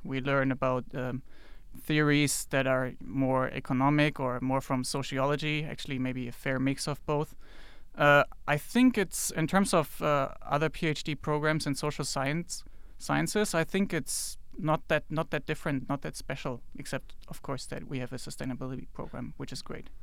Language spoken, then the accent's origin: English; Germany; moved away as an adult; also born or lived in China; I'm from Germany, by the way, and, uh, lived in China before I came here